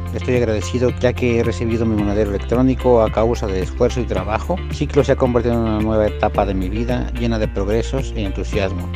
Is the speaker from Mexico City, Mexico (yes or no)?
no; Hidalgo, Mexico; soy del estado de Hidalgo